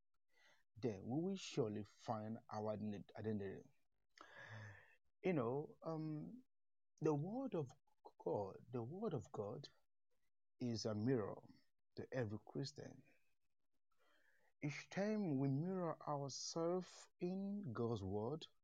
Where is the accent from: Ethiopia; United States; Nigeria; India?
Nigeria; eastern Nigeria; I'm from Nigeria, the eastern part of Nigeria, but I'm based in the south